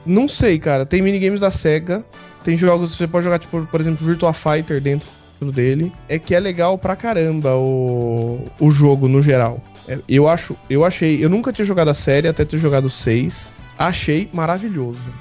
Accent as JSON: {"language": "Portuguese", "country": "Brazil", "said": "nós brasileiros"}